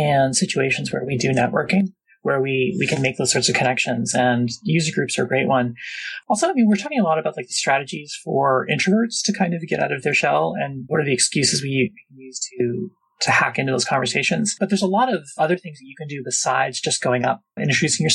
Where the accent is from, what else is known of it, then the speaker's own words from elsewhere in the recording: Seattle, Washington, United States; I'm from Seattle